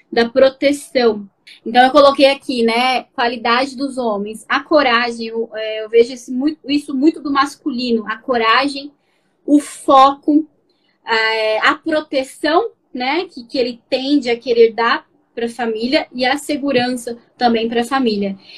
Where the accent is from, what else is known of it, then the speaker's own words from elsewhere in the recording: Barueri, São Paulo, Brazil; Sou de São Paulo, Barueri, cidade